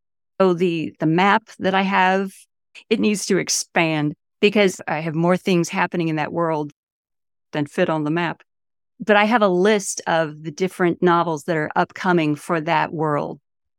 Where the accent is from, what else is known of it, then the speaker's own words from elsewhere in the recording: Homestead, Florida, United States; born there; also born or lived in Mallorca; I went a little bit of everywhere the first few years of my life. I was born in Homestead on the Air Force base, okay. which is no longer there. But you know, I lived in Mallorca for, I guess, a year when I was an infant.